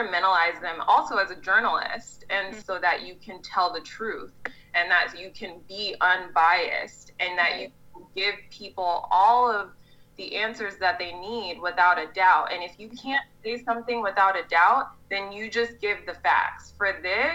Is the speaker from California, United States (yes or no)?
yes; California, United States; moved away as an adult; now in Madison, United States; I grew up in California